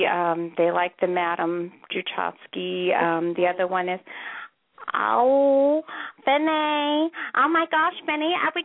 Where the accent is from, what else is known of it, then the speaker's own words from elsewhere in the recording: Salem, Oregon, United States; I'm not from New York. I'm from Oregon. … I am actually from Salem.